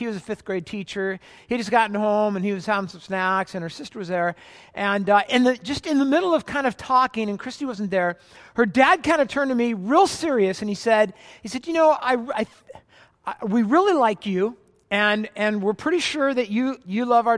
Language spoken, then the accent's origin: English; California, United States; I was from Orange County, California, and she's actually from Portland, Oregon, and I moved up right after graduation to Portland to go to seminary